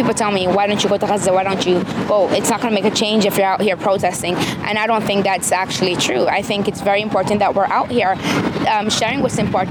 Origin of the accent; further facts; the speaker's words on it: Hawaii, United States; I'm Palestinian, but I was raised here in Hawaii.